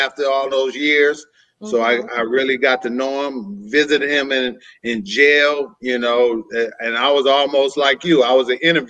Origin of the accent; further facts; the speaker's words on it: San Francisco, California, United States; moved away as an adult; now in Antioch, United States; I'm from San Francisco, California. Born and raised there all my life until I moved to the suburbs of Antioch, California.